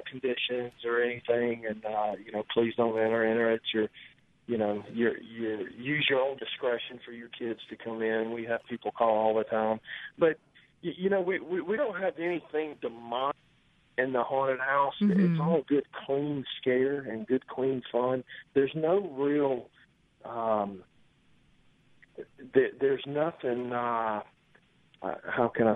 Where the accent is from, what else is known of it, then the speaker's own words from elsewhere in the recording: Gulfport, Mississippi, United States; I'm from Gulfport